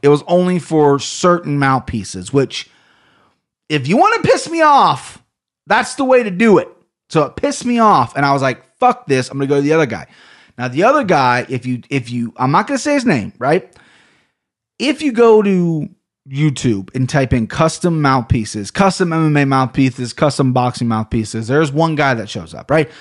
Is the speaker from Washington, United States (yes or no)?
no; Ohio, United States; accent: Ohio; I sound like I'm such from Ohio